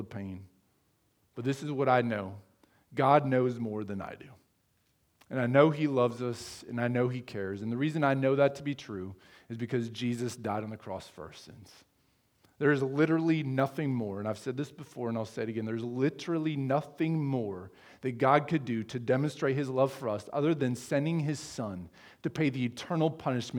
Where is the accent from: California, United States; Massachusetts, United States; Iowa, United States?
Iowa, United States; Sheraton; now in Fremont, United States; in my hometown of Sheraton, Iowa